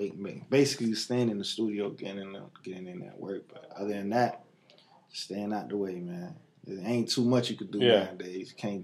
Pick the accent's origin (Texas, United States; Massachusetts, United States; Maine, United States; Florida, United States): Florida, United States; North Miami; also born or lived in Haiti; I'm from Miami, Florida. No, I'm originally from Haiti.